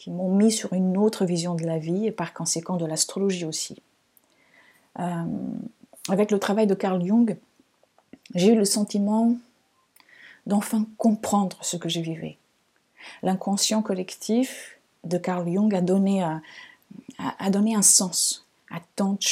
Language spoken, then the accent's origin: French; Lisbon, Portugal; born there; French is a second language; je suis née au Portugal, à Lisbonne. Vous avez peut-être entendu ici et là un petit accent. Donc, il vient de là-bas, même si on me dit souvent que je n'ai pas un accent portugais.